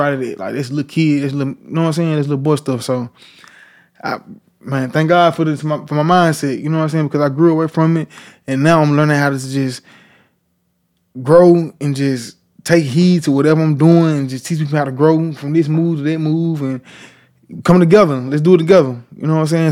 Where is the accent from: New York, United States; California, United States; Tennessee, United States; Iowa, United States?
Tennessee, United States; Memphis; I'm from Parkway Village